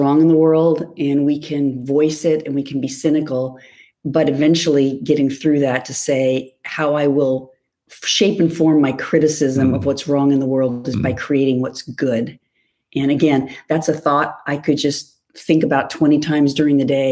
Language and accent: English; Whittier, California, United States; where I grew up in Whittier